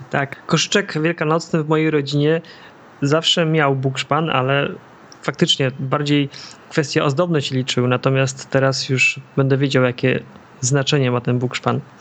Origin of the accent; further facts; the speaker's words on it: Masovian Voivodeship, Poland; Ja się wychowałem w centralnym Mazowszu